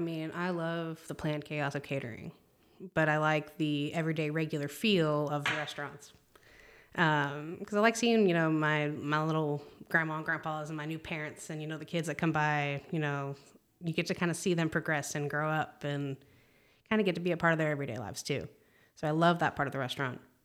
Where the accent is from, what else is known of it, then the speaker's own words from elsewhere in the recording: Palm Springs, California, United States; moved away as an adult; now in Texas, United States; moved out to Texas from California, 'cause I'm originally from California.